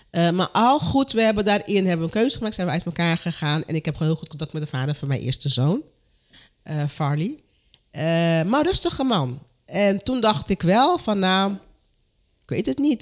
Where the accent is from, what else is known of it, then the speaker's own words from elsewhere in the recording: Curaçao; moved away; Ik kom uit Curaçao